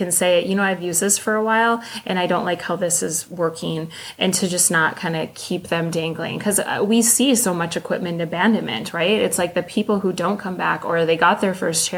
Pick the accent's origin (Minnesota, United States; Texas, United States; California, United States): Minnesota, United States; Northern; I am from Minnesota. Northern Minnesota. I could drive a four-wheeler before I could drive a car